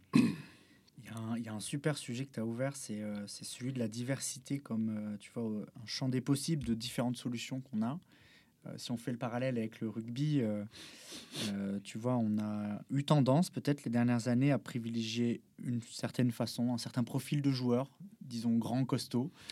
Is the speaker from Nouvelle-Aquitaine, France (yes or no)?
yes; Bordeaux, Nouvelle-Aquitaine, France; je viens de Bordeaux, donc j'étais passionné de supporter de l'équipe de l'UBB